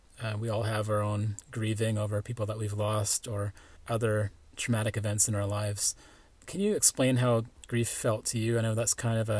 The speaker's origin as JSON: {"language": "English", "town": "Powell River", "region": "British Columbia", "country": "Canada", "tie": "born or raised there"}